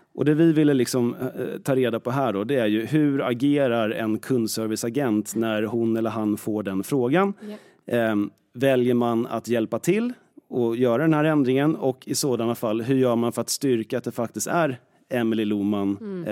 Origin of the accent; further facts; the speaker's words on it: Stockholm, Stockholm County, Sweden; Jag är född i Stockholm och är väl i princip uppvuxen här nästan hela tiden, eller bott här hela tiden